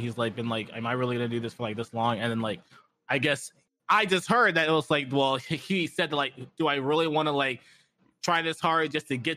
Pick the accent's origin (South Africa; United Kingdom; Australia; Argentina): South Africa; I'm South African, and my mom's South African. My dad is Nigerian.